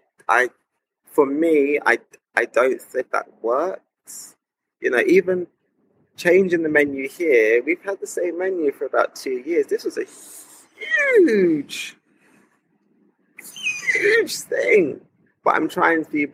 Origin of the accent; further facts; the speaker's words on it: London, United Kingdom; as a black person growing up in London in the 90s